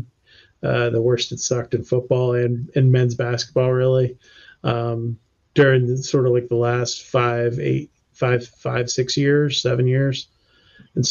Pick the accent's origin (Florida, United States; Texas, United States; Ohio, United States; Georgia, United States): Georgia, United States; Athens; moved away as an adult; also born or lived in Canton, Georgia / Marietta, Georgia / Atlanta, Georgia; I grew up in Athens too, so like I had lived there for whatever it was at that point when I moved. It'd probably been 20 years or something